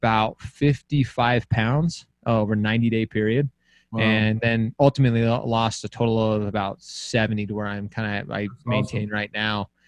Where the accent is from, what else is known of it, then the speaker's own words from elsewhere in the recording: Utah, United States; I'm from Utah